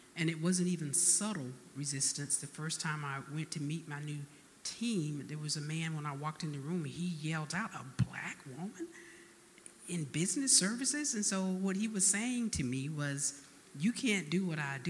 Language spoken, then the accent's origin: English; Albany, Georgia, United States; now in Texas, United States; I, was born and raised in Albany, Georgia